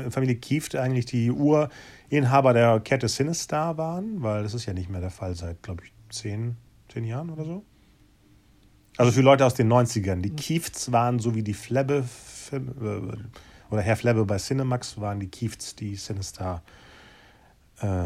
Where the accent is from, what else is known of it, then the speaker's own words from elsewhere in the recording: North Rhine-Westphalia, Germany; Besonders ich als Ostwestfale, bei Bielefeld ist ja nicht unbedingt so sonnig, aber das Jahr war wirklich sehr sonnig.